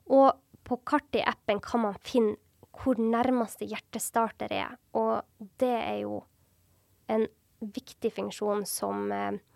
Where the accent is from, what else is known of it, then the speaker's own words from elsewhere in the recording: Sortland, Nordland, Norway; gikk jeg og venninna oppover en topp som vi alltid går på på Sortland, der jeg er fra.